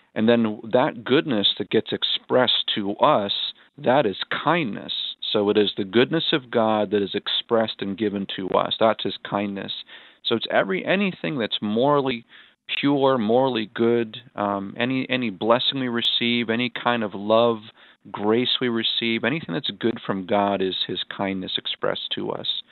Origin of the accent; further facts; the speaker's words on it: Gilmanton Iron Works, New Hampshire, United States; my hometown of Gilmanton Ironworks